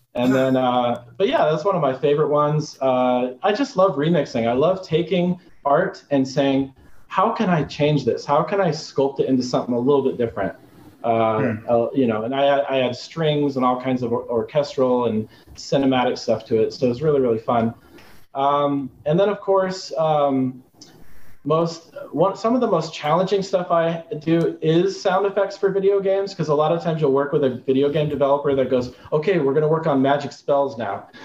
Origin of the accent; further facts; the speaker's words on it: Arizona, United States; I grew up in Arizona